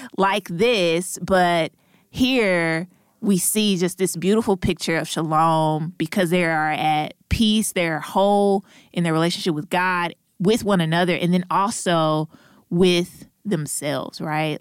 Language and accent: English; St. Louis, Missouri, United States; now in Durham, United States; hail from Saint Louis, Missouri, but have been living in Durham, North Carolina